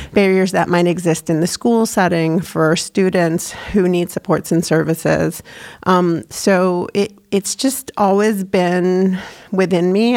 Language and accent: English; New York, United States; moved away as an adult; now in New Hampshire, United States; I grew up in New York